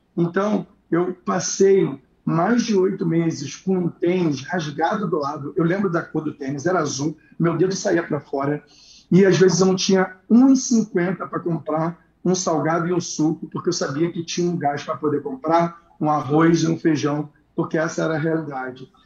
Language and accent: Portuguese; Rio de Janeiro, Brazil; eu venho do Jacarezinho, né? É, minha mãe teve sete filhos